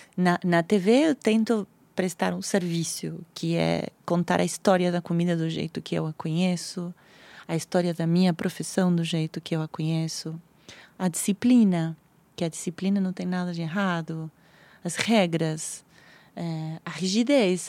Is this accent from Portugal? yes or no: no; Argentina; Portuguese is a second language; now in Brazil; eu sou argentina